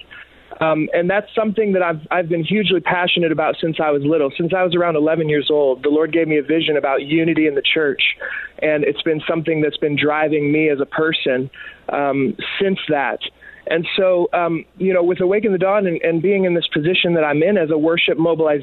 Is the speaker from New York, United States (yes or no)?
no; Michigan, United States; moved away; I'm originally from Michigan